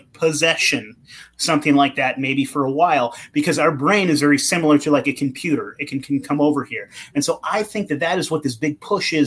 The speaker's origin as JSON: {"language": "English", "town": "Eureka", "region": "California", "country": "United States", "tie": "born or raised there", "said": "I'm from Humboldt County. If you know where that is, like Eureka, yeah. California on the coast there"}